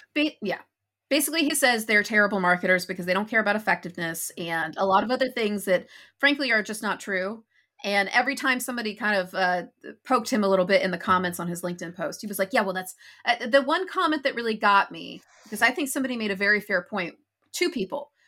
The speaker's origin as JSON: {"language": "English", "country": "United States", "moved": "as an adult", "said": "I'm an American who hasn't lived in America since twenty sixteen"}